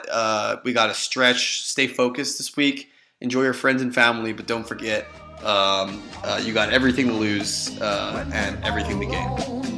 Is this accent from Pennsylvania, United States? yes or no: no; Kansas City, Missouri, United States; moved away; people when they meet someone and they hear that I'm from Kansas City